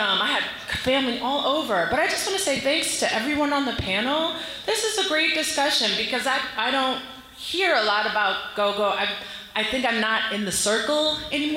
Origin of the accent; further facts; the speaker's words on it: Silver Spring, Maryland, United States; And I am from Silver Spring, Maryland.